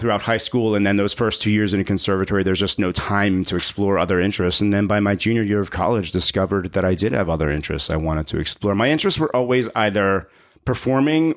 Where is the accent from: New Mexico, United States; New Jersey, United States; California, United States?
New Jersey, United States; moved away as an adult; also born or lived in Brooklyn, New York / Los Angeles; now in San Francisco, United States; I was born in Brooklyn, raised in South Jersey, closer to Philly